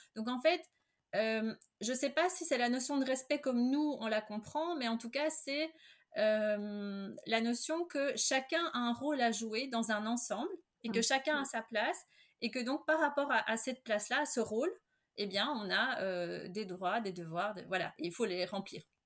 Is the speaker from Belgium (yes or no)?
yes; Belgium; je suis belge